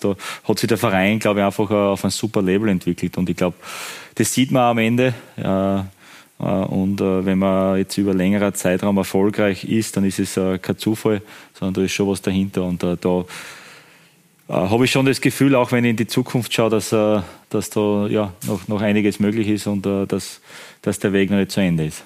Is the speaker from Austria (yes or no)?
yes; Styria, Austria; für mich als Steirer